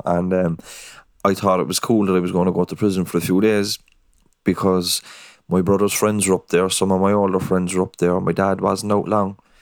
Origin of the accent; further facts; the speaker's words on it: Cork, Munster, Ireland; also born or lived in Dublin; I am from Cork City. I'm from the north side of Cork City, a place called Knocknaheaney in Holyhill.